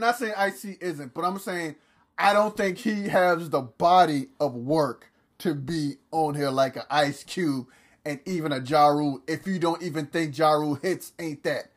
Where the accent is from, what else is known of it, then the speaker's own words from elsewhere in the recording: the South, United States; I'm from the South